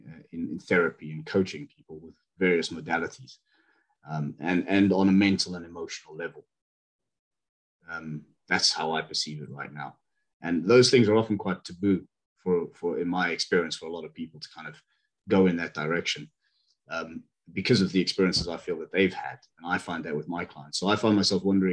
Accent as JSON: {"language": "English", "country": "South Africa", "also_born_or_lived": "Bristol, United Kingdom", "moved": "yes", "lives_now": "United Kingdom", "said": "I'm from South Africa, but I'm currently just outside Bristol in the UK"}